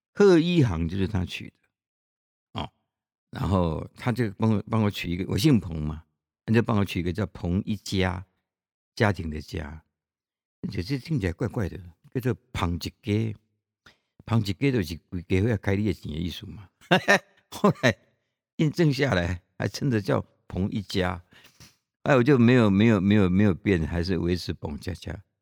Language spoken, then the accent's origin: Chinese; Chiayi, Taiwan; 我来自哪里啊？我来自嘉义啊